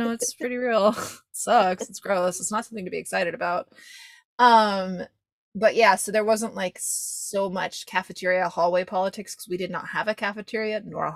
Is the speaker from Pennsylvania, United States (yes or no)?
no; California, United States; I also went to a huge school and I kind of knew who everyone was, but we didn't have the indoor, like in California, it's outdoor buildings that you walk